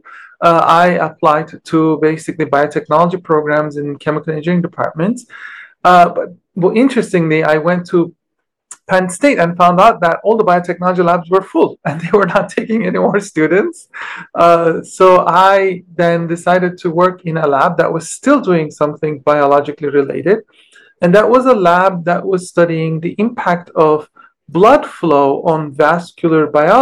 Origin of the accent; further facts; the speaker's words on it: Istanbul, Turkey; moved away as an adult; I grew up in Istanbul